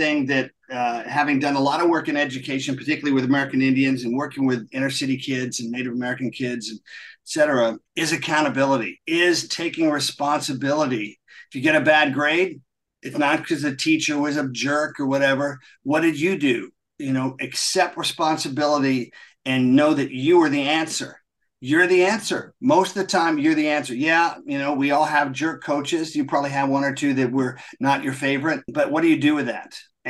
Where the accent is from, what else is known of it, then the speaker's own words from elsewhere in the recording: England, United Kingdom; also born or lived in Munich, Delaware, United States; And so I was born in Munich, only lived there for less than a year, then came back to England when I was 9. And that was 1965.